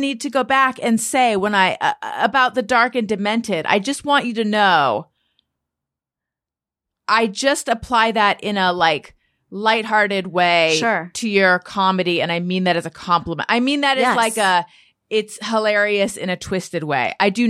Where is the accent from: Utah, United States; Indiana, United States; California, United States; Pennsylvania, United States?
California, United States; also born or lived in New York; I'm from Southern California. And then I did live in New York for like 10 years.